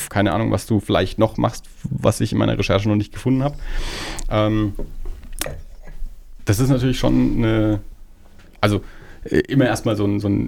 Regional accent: Erlangen, Bavaria, Germany; now in Nuremberg, Germany; Ich wohne zwar mittlerweile in Nürnberg, aber ich bin eigentlich eben aus Erlangen

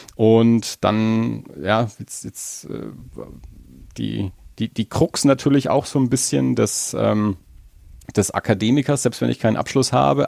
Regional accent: Franconia, Bavaria, Germany; als Franke

